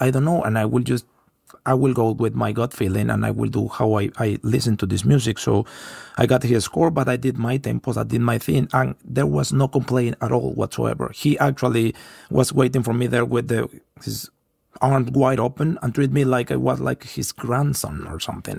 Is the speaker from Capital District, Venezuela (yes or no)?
no; Puerto La Cruz, Anzoátegui, Venezuela; English is a second language; moved away as an adult; I come from Puerto La Cruz, and we have sun three hundred sixty-five there a year